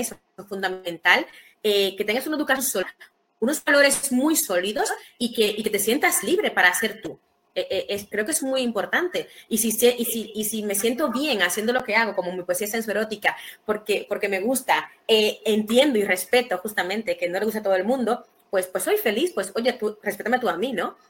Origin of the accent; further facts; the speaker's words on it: Santo Domingo, Distrito Nacional, Dominican Republic; now in Spain; nací en República Dominicana, en Santo Domingo Ciudad